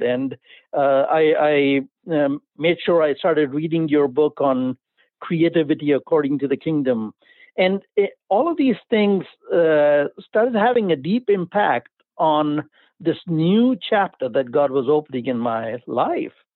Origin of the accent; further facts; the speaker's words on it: India; accent: Indian; my accent gives it away that I'm from India